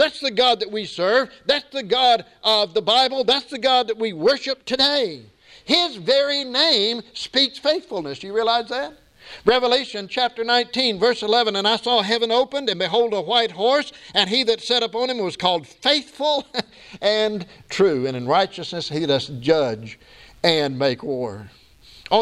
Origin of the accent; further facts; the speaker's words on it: United States; I'm an American